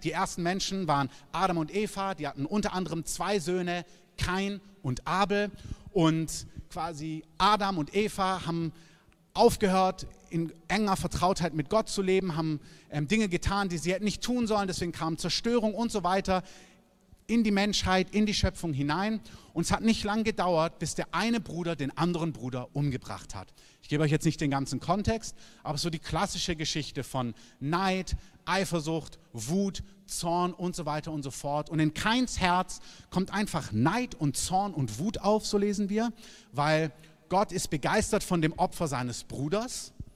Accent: Southern Germany, Germany; now in Berlin, Germany; ich komme aus Süddeutschland

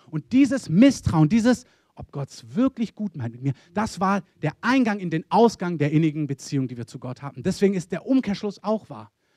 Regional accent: Swabia, Baden-Württemberg, Germany; also born or lived in Berlin; Als Schwabe

